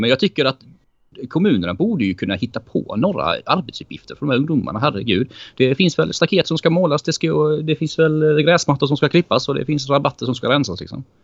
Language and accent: Swedish; Växjö, Kronoberg County, Sweden; moved away; jag är från Växjö från början.